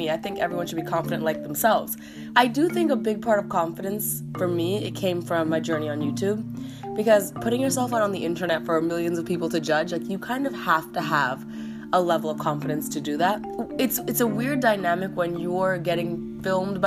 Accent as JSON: {"language": "English", "country": "Canada", "moved": "yes", "lives_now": "United States", "said": "being a Canadian in America"}